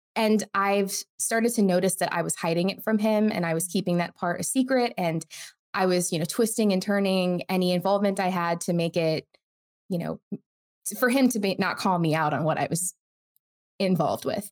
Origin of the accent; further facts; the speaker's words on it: United States; I was born in the United States, but to an immigrant family from India